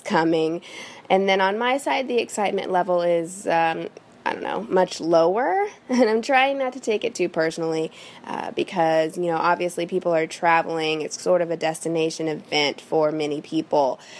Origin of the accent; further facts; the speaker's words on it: Midwest, United States; now in Los Angeles, United States; I am from the Midwest, but I currently live in Los Angeles, California.